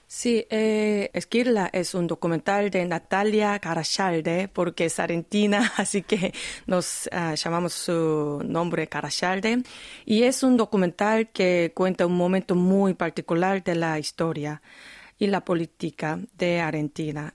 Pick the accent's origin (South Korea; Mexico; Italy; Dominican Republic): South Korea; Busan; Spanish is a second language; Yo nací en Busan, obviamente mi secundario estaba en Busan